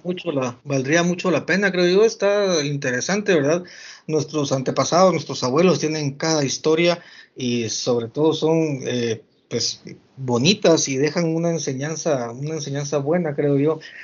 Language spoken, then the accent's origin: Spanish; San Miguel Petapa, Guatemala Department, Guatemala; mi pueblo, aquí a San Miguel Petapo